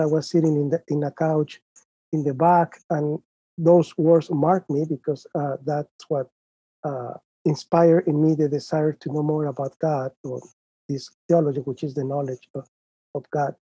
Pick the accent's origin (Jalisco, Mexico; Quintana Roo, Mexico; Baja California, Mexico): Jalisco, Mexico; Guadalajara; moved away; I was born and raised in Guadalajara, Mexico